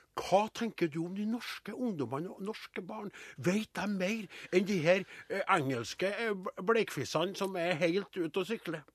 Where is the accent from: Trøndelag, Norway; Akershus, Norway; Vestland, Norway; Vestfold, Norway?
Trøndelag, Norway; accent: Trøndersk